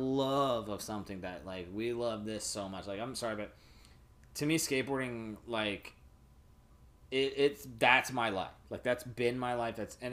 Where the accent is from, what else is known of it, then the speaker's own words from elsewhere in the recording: Ohio, United States; moved away; I'm from Ohio